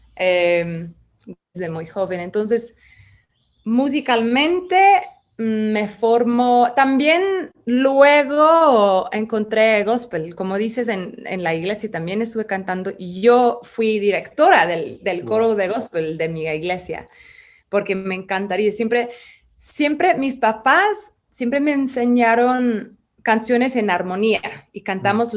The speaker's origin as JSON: {"language": "Spanish", "region": "England", "country": "United Kingdom", "tie": "born or raised there", "also_born_or_lived": "Ireland / London", "second_language": "Spanish", "moved": "as an adult", "lives_now": "Mexico City, Mexico", "said": "nací en Irlanda, crecí en Inglaterra"}